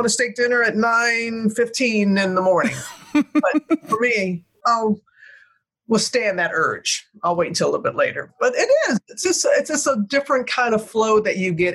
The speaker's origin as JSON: {"language": "English", "region": "the South", "country": "United States", "tie": "born or raised there", "said": "I grew up in the South."}